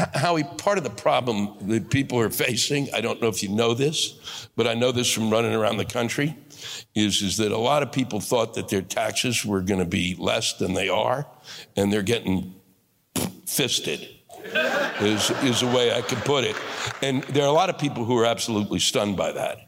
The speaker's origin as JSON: {"language": "English", "town": "New York City", "region": "New York", "country": "United States"}